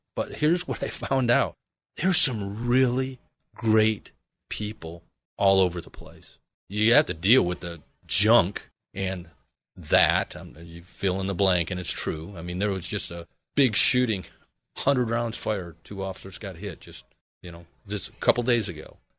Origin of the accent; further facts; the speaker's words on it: Michigan, United States; now in Arizona, United States; originally I am from Michigan, proudly